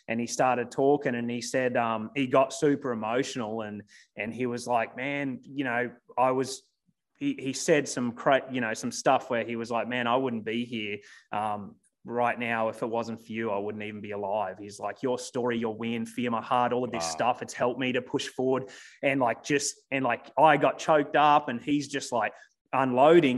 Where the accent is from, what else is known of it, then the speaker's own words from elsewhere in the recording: Australia; moved away as an adult; now in United States; I was 26, 27 years. I lived in Australia. I'd never left the country